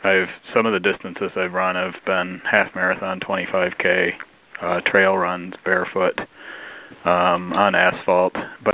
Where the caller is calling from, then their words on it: Decorah, Iowa, United States; Hi, this is … I'm calling from Decorah, Iowa.